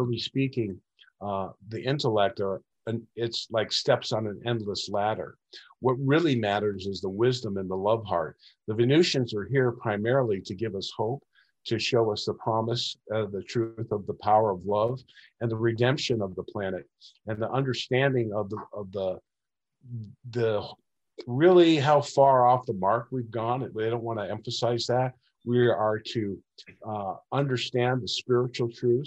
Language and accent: English; Laguna Beach, California, United States; at an early age, I grew up in Laguna Beach